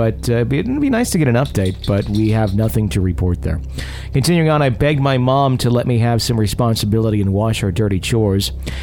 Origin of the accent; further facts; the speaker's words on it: Texas, United States; We're from Texas, but we never really traveled, so this was exciting.